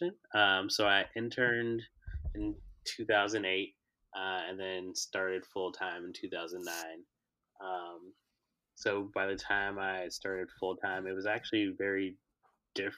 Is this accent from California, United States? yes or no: no; Chicago, Illinois, United States; I was born and raised in Chicago